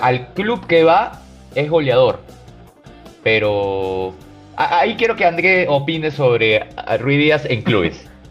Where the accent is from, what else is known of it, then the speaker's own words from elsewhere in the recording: Peru; soy peruano